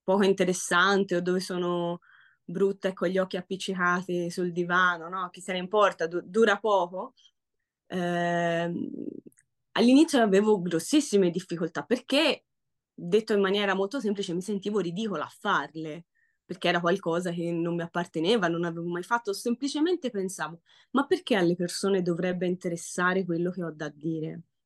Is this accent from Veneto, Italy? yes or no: no; Florence, Tuscany, Italy; accent: Florentine; il mio accento fiorentino